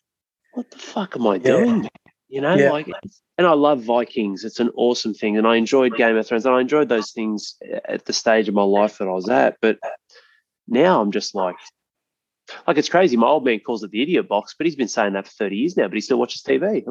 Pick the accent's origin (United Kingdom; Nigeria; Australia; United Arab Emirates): Australia; Penrith, New South Wales; moved away; I went past my hometown. I grew up in Penrith.